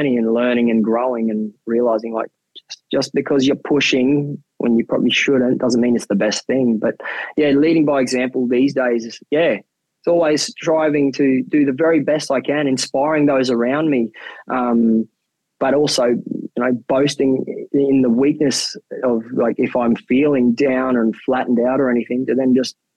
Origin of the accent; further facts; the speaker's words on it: Mount Isa, Queensland, Australia; moved away as an adult; also born or lived in Philippines; now in Hobart, Australia; I'm born and bred in Mount Isa in Queensland